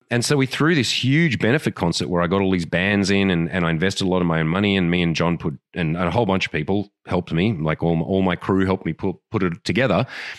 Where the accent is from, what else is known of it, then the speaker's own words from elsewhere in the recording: Australia; accent: Australian; An example of that is my Australian accent. You know what that's worth in Australia? Nothing.